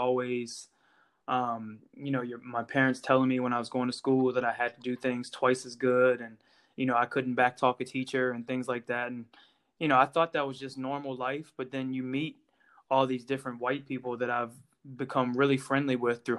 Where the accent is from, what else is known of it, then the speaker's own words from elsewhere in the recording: Virginia, United States; moved away as an adult; also born or lived in North Carolina; now in Ireland; I grew up in Virginia